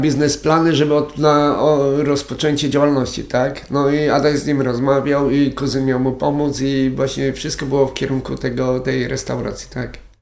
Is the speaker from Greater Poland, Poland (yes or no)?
yes; Konin, Greater Poland, Poland; moved away as an adult; tam jest moje życie, tak? Się urodziłem i wychowałem.